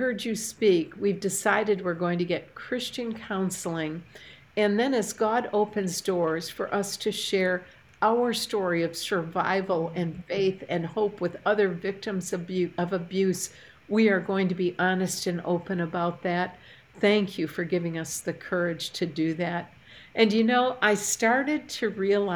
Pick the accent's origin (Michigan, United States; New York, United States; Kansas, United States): Michigan, United States; Port Huron; moved away; I had taught a Bible study fellowship class in my hometown when we lived in Port Huron, Michigan